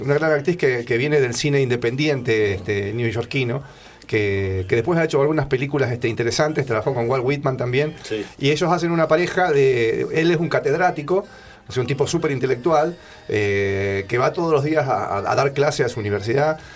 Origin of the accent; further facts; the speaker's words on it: Buenos Aires, Argentina; yo que soy porteño, que anduve mucho por, por viví toda mi vida en Buenos Aires